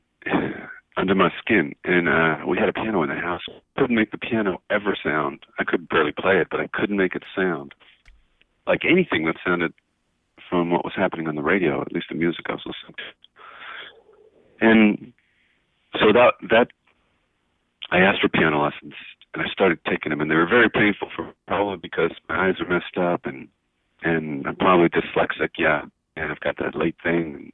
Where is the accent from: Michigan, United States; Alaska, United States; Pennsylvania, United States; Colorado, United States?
Pennsylvania, United States; now in Tucson, United States; I was born in Pennsylvania